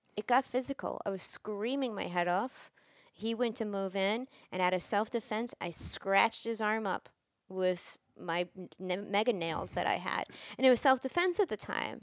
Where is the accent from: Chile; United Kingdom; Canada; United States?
United States; New York; I'm from New York